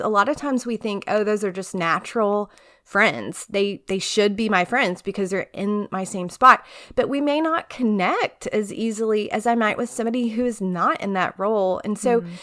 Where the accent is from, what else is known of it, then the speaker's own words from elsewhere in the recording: Tyler, Texas, United States; moved away as an adult; also born or lived in College Station, Texas; now in Charlottesville, United States; grew up in East Texas and Tyler